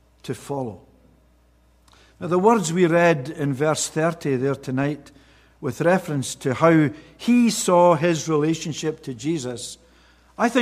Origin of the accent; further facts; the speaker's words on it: Scotland, United Kingdom; Being a Scotsman